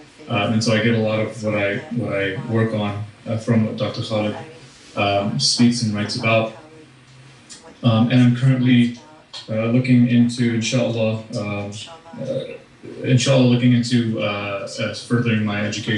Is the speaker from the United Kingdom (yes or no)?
yes; Manchester, North West England, United Kingdom; I'm from Manchester in Northern England.